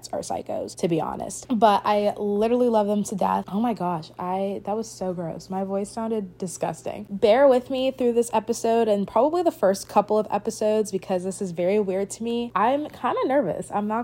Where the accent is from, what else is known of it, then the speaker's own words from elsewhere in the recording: Richmond, Virginia, United States; I'm from Richmond, Virginia